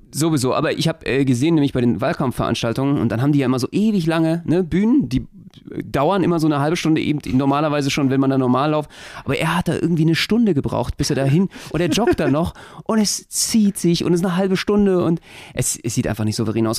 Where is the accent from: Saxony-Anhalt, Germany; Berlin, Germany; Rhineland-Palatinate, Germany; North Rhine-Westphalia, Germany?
Berlin, Germany; Als Berliner habe ich eine ganz besondere Beziehung dazu